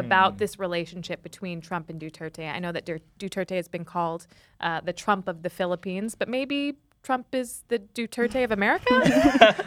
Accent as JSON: {"language": "English", "country": "United States", "said": "I'm American."}